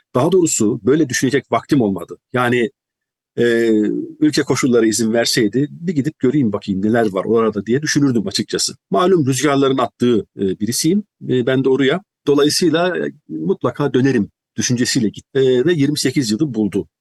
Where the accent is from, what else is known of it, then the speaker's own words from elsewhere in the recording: Turkey; moved away as an adult; also born or lived in United Kingdom; Türkiye'den ne aldıysam, ne götürdüysem onu götürdüm